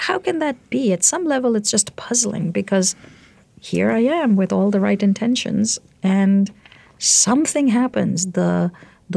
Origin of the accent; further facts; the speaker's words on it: India; moved away as an adult; now in United States; I grew up in India. I came here when I was 24